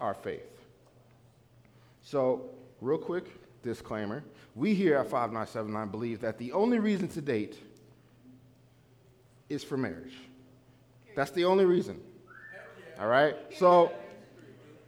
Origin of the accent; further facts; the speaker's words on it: New Jersey, United States; I'm from New Jersey